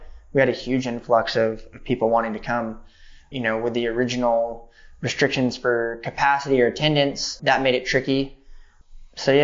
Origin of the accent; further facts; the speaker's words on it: Beaumont, California, United States; moved away; also born or lived in Redlands, California; I grew up with my dad in Beaumont, which is really the best way of describing it is it's a truck stop town on the way to Coachella.